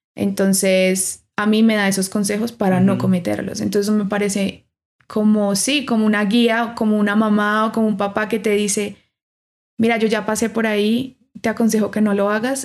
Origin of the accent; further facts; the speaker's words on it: Pereira, Risaralda, Colombia; moved away as an adult; now in Bogotá, Colombia; Me gradué de la Universidad Tecnológica de Pereira, yo soy de Pereira